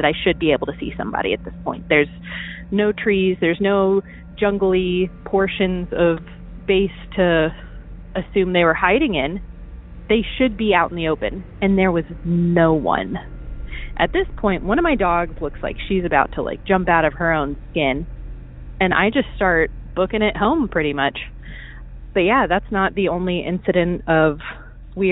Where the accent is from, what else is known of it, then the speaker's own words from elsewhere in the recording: Virginia, United States; also born or lived in Okinawa, Japan; I'm from Virginia